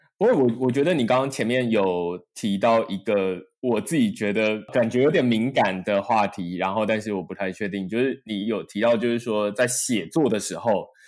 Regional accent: Taiwan; 我出生在台湾

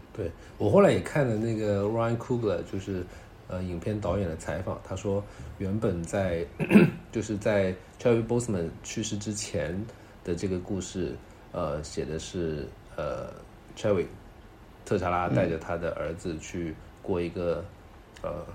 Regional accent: Guangdong, China; 尤其是我这种潮汕人

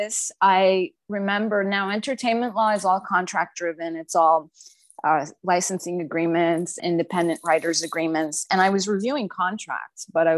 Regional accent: Montreal, Quebec, Canada; moved away as an adult; also born or lived in Ottawa, Canada; now in Toronto, Canada; I'm from Montreal originally

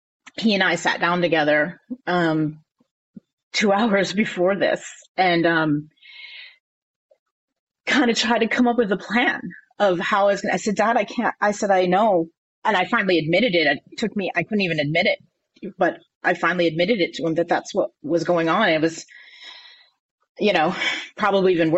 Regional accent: Connecticut, United States; moved away as an adult; also born or lived in North Carolina; I was born and raised here in Connecticut, but I was living in North Carolina

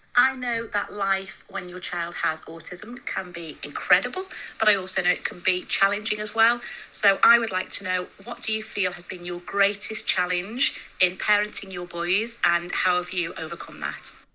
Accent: United States; I'm from America

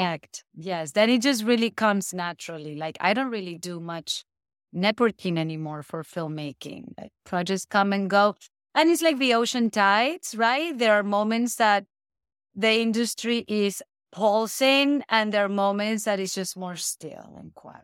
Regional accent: Caracas, Capital District, Venezuela; also born or lived in Europe; now in Hawaii, United States; I'm from Venezuela. I was born and raised in Caracas.

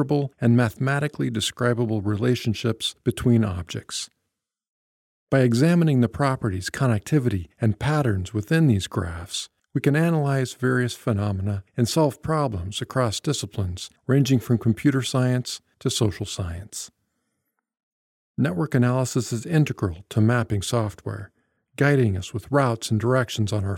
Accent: the middle of America, Midwest, United States; now in Seattle, United States; my hometown in the middle of America

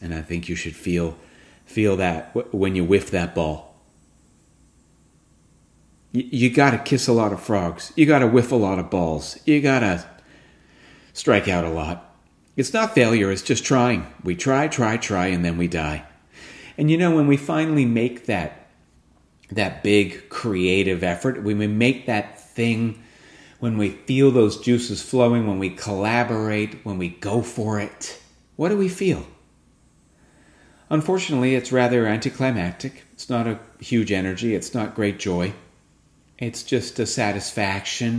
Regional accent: West Vancouver, British Columbia, Canada; now in Ontario, Canada; we went to West Vancouver, my hometown

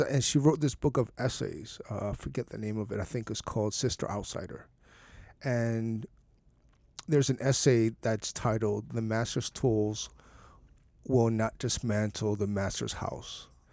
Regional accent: San Bernardino, California, United States; I grew up in San Bernardino

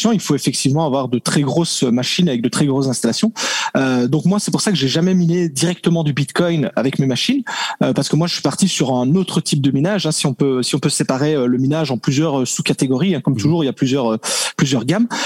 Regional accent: French-speaking Belgium, Belgium; accent: Belgian; Je suis de Belgique, euh, Belgique francophone, donc euh, c'est ça le petit accent que, que l'on peut entendre.

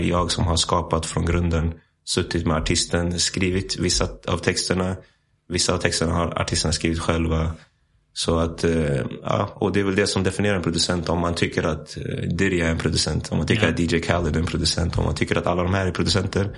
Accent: Stockholm, Stockholm County, Sweden; moved away as an adult; also born or lived in United States / Iceland / Nässjö; now in Spain; jag växte upp i Hässelby

